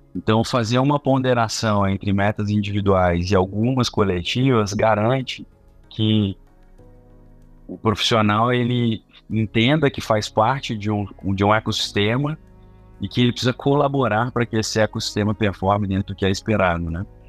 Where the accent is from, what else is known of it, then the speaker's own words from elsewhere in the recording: Belo Horizonte, Minas Gerais, Brazil; sou de Belo Horizonte